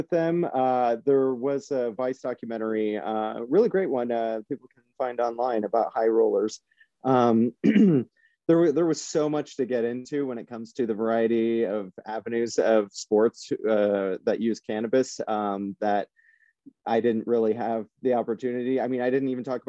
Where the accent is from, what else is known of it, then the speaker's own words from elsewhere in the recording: Iowa, United States; I'm from Iowa, and in the Midwest